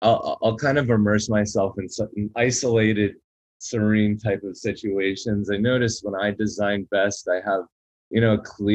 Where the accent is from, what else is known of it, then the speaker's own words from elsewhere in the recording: Boca Raton, Florida, United States; my hometown of Boca Raton